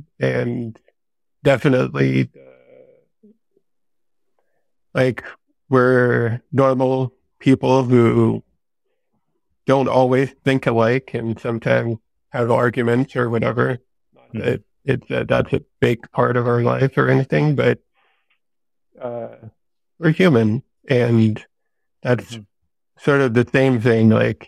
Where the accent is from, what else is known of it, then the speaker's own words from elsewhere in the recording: Denmark; also born or lived in San Diego; now in Vermont, United States; there's not a lot of sun up here in Vermont, which I'm used to from Denmark, but we just moved here from San Diego, which is constant sunlight all year long.